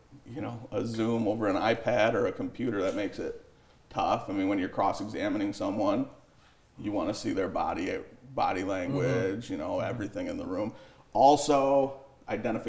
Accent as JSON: {"language": "English", "town": "Jackson", "region": "Michigan", "country": "United States", "tie": "born or raised there", "also_born_or_lived": "Macomb County, Michigan", "moved": "as an adult", "lives_now": "Detroit area, United States", "said": "I grew up in Jackson, went to Lumen"}